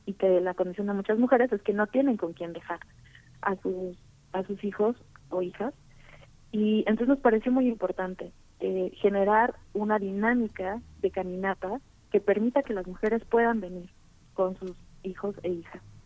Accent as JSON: {"language": "Spanish", "town": "Tuxtla Gutiérrez", "region": "Chiapas", "country": "Mexico", "tie": "born or raised there", "moved": "as an adult", "said": "Yo soy originaria de Tuxtla Gutiérrez, Chiapas."}